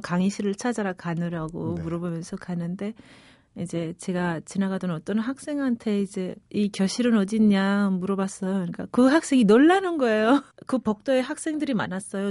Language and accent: Korean; Pyongyang, North Korea; accent: Seoul-influenced, Kaesong-like; moved away as an adult; also born or lived in Equatorial Guinea / Seoul; 태어나기는 거기서 태어났지만 자라기는 평양, 그러니까 한반도의 북쪽 평양에서 자랐어요